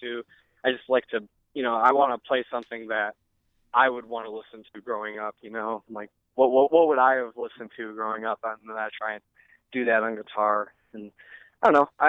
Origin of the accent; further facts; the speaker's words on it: Fremont, United States; This kid I grew up in Fremont with named Adam